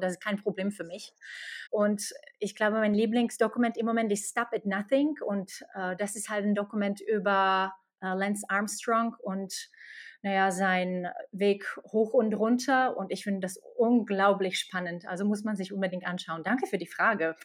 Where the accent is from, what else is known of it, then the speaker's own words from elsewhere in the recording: Slovakia; German is a second language; moved away as an adult; also born or lived in Czech Republic / Ireland; now in Germany; ich komme nicht aus Deutschland. Ich komme aus der Slowakei und bin nach Deutschland vor neun Jahren über Tschechien, Irland und Deutschland gekommen